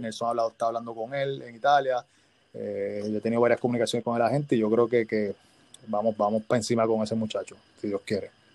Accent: Bayamón, Puerto Rico; yo soy de Bayamón

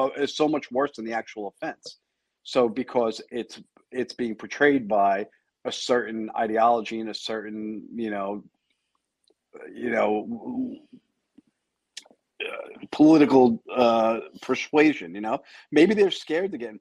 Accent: United States; I'm an American citizen.

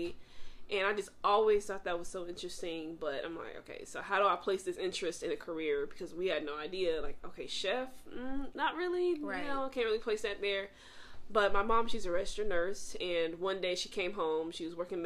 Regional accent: Mesquite, Texas, United States; also born or lived in Chicago, Illinois; I am born in Chicago, Illinois, raised in Dallas, Texas, more specifically Mesquite, Texas.

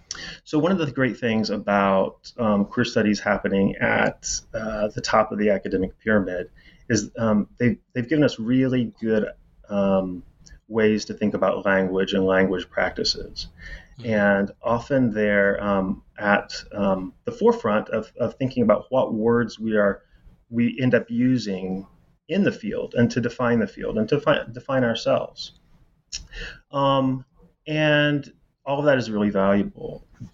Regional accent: Indiana, United States; As I said, I'm from Indiana. And, you know, you sort of can never leave home. I'm never going back to Indiana.

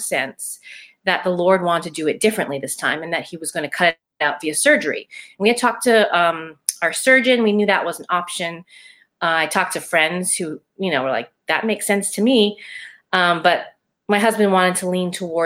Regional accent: Hawaii, United States; I am from Hawaii

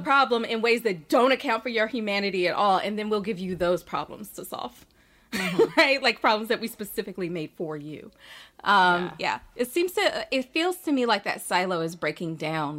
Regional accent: Birmingham, Alabama, United States; also born or lived in Port Gibson, Mississippi / Harlem, New York; now in New York, United States; I am originally from Birmingham, Alabama, by way of Port Gibson, Mississippi, and I live

